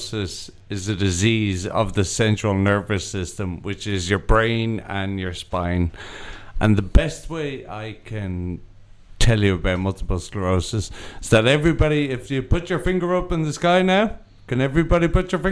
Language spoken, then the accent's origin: English; Ireland; I'm also Irish